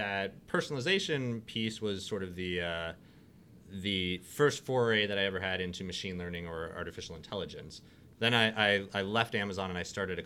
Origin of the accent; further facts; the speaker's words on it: outside of Detroit, Michigan, United States; moved away as an adult; also born or lived in Chicago / Seattle; I grew up here in Michigan, outside of Detroit